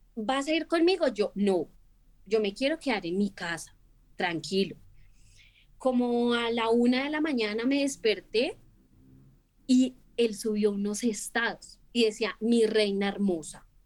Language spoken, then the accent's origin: Spanish; Bogotá, Colombia